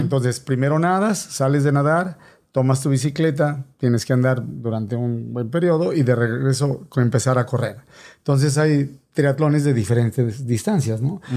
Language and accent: Spanish; State of Mexico, Mexico; moved away as an adult; now in United States; soy originario del Estado de México. Para los que no saben mucho de geografía, finalmente chilango.